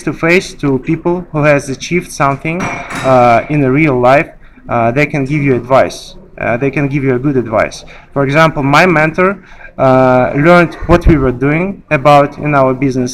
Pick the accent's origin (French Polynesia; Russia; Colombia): Russia; moved away as an adult; now in Dubai, United Arab Emirates; I was born and raised in Russia